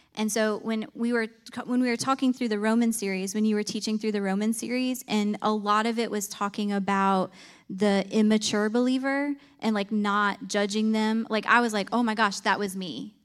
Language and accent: English; Clymer, New York, United States; moved away as an adult; now in North Carolina, United States; I grew up in a tiny little farming town in Clymer, New York